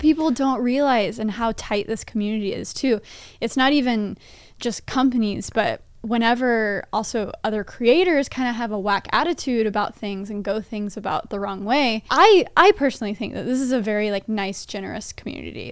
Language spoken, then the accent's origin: English; Texas, United States; moved away; I'm from Texas too